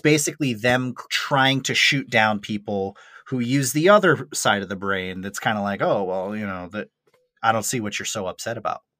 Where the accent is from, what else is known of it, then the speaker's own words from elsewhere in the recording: Maine, United States; moved away as an adult; also born or lived in Colorado; I'm a kid from Maine